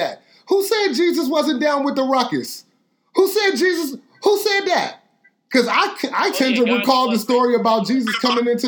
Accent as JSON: {"language": "English", "country": "United States", "said": "I'm from America"}